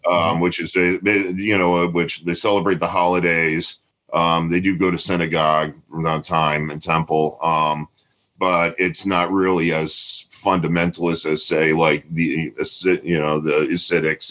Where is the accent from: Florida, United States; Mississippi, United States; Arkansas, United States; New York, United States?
Florida, United States; Tampa; growing up in Tampa